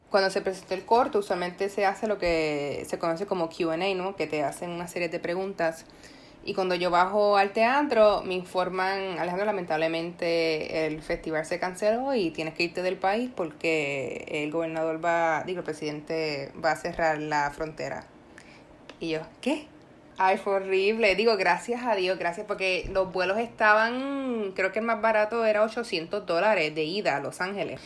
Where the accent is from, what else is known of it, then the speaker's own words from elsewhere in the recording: Puerto Rico; yo, por ejemplo, como puertorriqueña